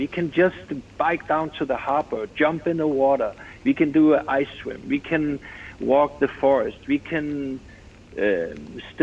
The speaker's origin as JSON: {"language": "English", "country": "Denmark", "tie": "born or raised there", "said": "I know I'm Scandinavian, I was born here, I was born in Denmark"}